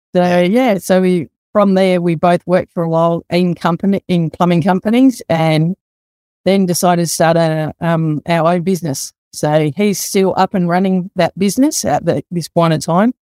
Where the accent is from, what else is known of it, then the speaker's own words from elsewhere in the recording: Adelaide, South Australia, Australia; also born or lived in Sydney; grew up in the western suburbs of Adelaide, around the Woodville area, went to Woodville High School